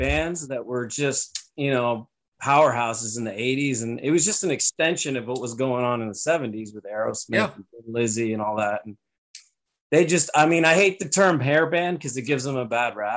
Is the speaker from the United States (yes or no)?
yes; San Francisco, California, United States; moved away as an adult; now in Santa Barbara, United States; I'm from San Francisco, from the Bay Area. So from the city